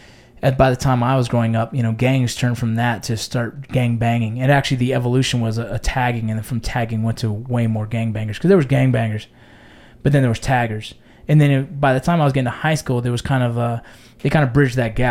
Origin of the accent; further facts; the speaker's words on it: Los Angeles, California, United States; growing up in San Fernando Valley